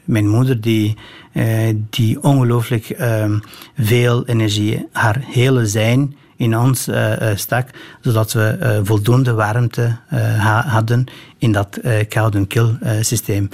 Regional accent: northern Albania, Albania; now in Belgium; in Albanië, zeker van waar ik kom, in het noorden

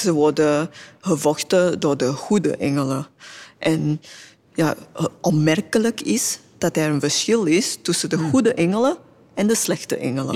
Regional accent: Singapore; Dutch is a second language; moved away as an adult; now in Belgium; ik kom oorspronkelijk uit Singapore

